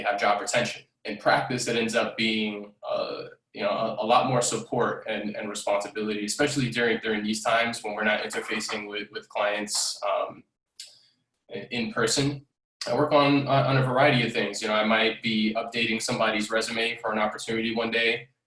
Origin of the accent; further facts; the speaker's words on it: New York City, New York, United States; I'm a 29-year-old Bronx native, born and raised in the Bronx.